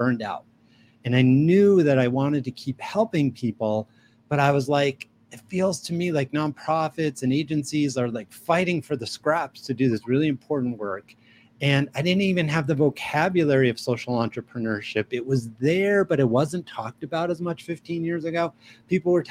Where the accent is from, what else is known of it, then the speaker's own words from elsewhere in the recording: New York City, New York, United States; now in Albuquerque, United States; I'm originally from New York City. I'm a New York Jew, but I've been in New Mexico. I live in Albuquerque, New Mexico since 1993